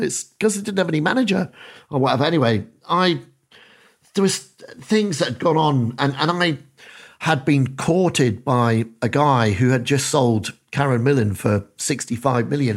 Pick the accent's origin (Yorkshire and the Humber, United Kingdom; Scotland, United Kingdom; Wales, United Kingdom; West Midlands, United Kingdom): Scotland, United Kingdom; Dundee; moved away; I'm a kid from Dundee in, in Council Estate, Dundee